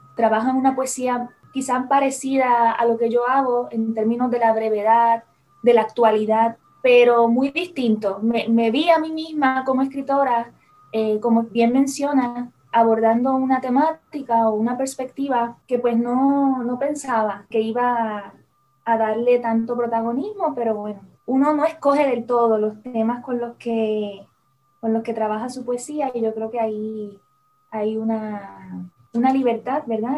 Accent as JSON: {"language": "Spanish", "country": "Puerto Rico", "said": "como puertorriqueños"}